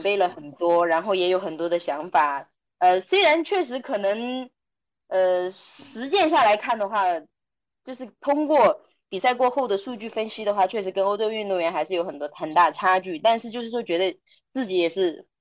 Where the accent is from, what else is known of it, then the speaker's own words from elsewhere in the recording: Yunnan, China; 我们云南